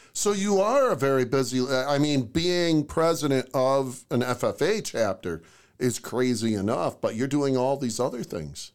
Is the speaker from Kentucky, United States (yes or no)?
no; Oswego, New York, United States; moved away as an adult; also born or lived in Jefferson County, New York; I grew up in Oswego, New York